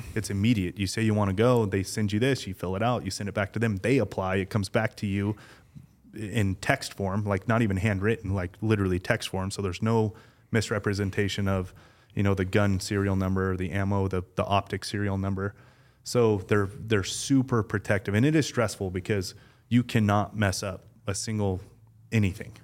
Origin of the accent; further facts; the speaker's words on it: Las Vegas, Nevada, United States; I was born and raised in Vegas